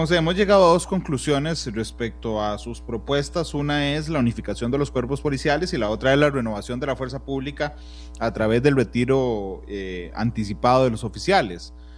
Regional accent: Cartago, Costa Rica; cuando era pequeño en Cartago

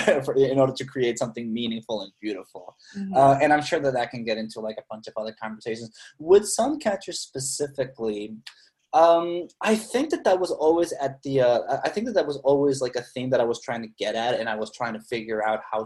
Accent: Mexicali, Baja California, Mexico; moved away; my hometown

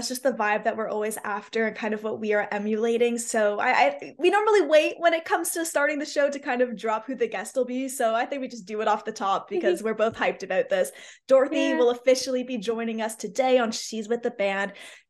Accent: Canada; I'm a Canadian.

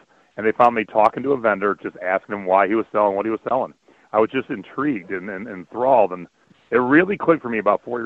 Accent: Cleveland, Ohio, United States; moved away as an adult; also born or lived in Long Beach, California; my wife and I grew up in Cleveland

